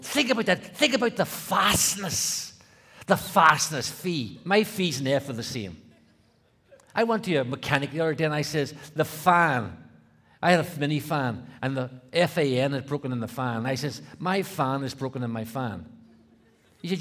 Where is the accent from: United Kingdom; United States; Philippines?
United Kingdom; Belfast, Northern Ireland; I grew up in Belfast, Northern Ireland